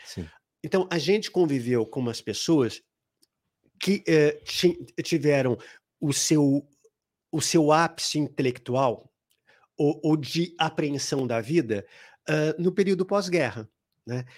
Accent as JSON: {"language": "Portuguese", "region": "São Paulo", "country": "Brazil", "tie": "born or raised there", "also_born_or_lived": "Ipiranga, São Paulo", "said": "eu saí lá da Zona Norte. Eu nasci em Ipiranga, mas aí fui morar na Zona Norte, ah, na Vila Gustavo."}